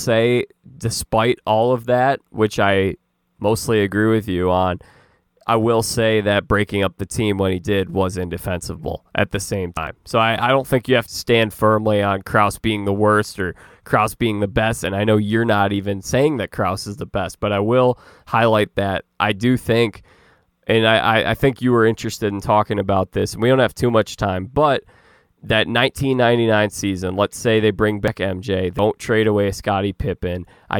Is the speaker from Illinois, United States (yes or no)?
yes; Chicago, Illinois, United States; as a Chicagoan myself